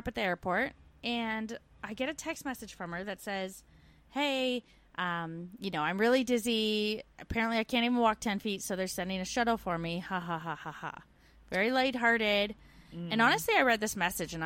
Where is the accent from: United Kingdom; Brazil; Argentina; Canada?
Canada; moved away as an adult; We're two Canadian expats now living in Australia and the UK